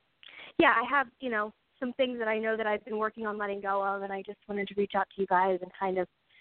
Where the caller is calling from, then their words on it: Philadelphia, Pennsylvania, United States; I'm calling from Philadelphia.